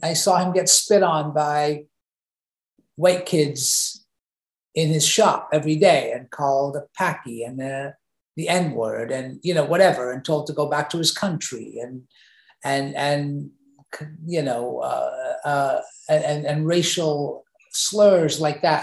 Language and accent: English; England, United Kingdom; now in United States; I grew up in England